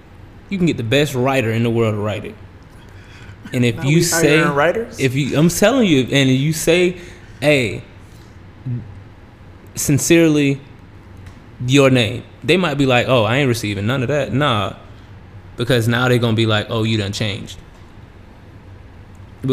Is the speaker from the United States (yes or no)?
yes; the South, United States; growing up in the South